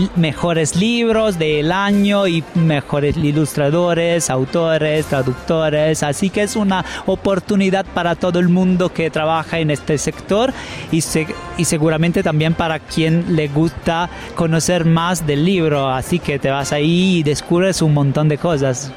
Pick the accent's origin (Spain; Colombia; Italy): Italy; Bologna, Emilia-Romagna; Spanish is a second language; soy de Bolonia, me muevo solo en bici porque es tan pequeña